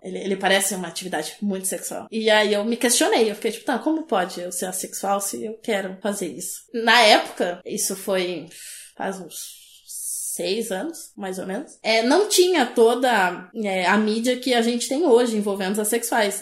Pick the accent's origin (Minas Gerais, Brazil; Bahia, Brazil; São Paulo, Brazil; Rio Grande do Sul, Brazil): Rio Grande do Sul, Brazil; below Lagoa dos Patos, south of; Eu sou do sul do Rio Grande do Sul